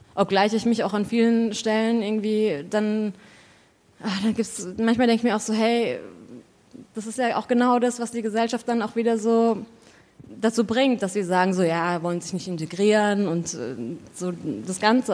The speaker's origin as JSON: {"language": "German", "region": "Southern Germany", "country": "Germany", "said": "ich komme aus Süddeutschland"}